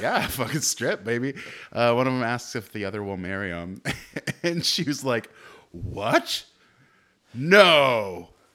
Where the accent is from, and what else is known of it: Livermore, California, United States; born or raised there; also born or lived in Castro Valley